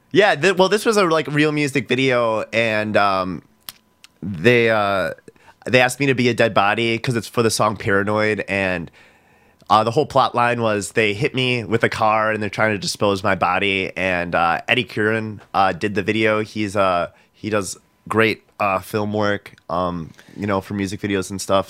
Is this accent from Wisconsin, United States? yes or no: yes; Milwaukee, Wisconsin, United States; being from Milwaukee